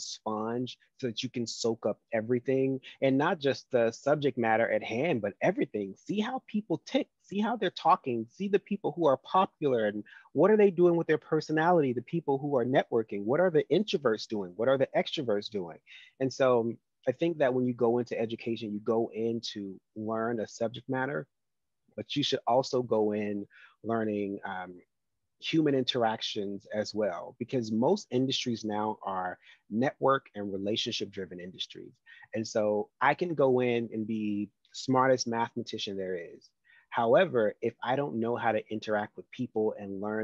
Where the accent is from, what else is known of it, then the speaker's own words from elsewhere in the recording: the South, United States; I'm a Southerner